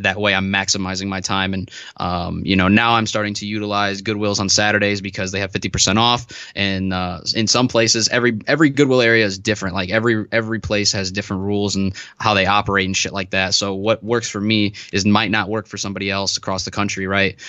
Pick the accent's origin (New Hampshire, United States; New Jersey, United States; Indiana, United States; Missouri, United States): Indiana, United States; Northwest; I'm from Northwest Indiana. So I'm, like, forty-five minutes away from Chicago